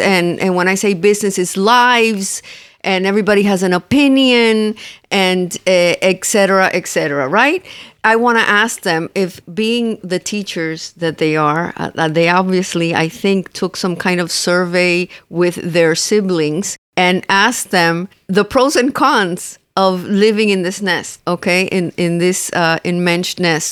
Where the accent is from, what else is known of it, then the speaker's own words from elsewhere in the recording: Cuba; moved away; we're Cuban